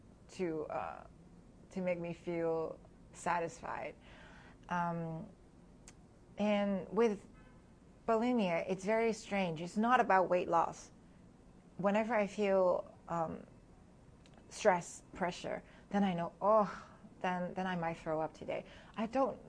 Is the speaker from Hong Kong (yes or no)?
yes; Hong Kong; moved away as an adult; also born or lived in New Jersey / New York City; now in United States; I was born and raised in Hong Kong, so I spent half of my life there